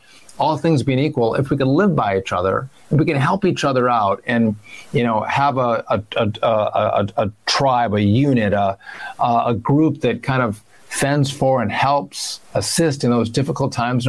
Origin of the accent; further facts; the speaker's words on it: Hayward, Wisconsin, United States; moved away; six of my brothers and sisters all live in my hometown of Hayward